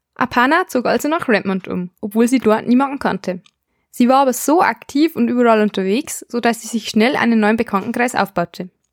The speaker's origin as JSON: {"language": "German", "country": "Germany", "said": "bei uns in Deutschland"}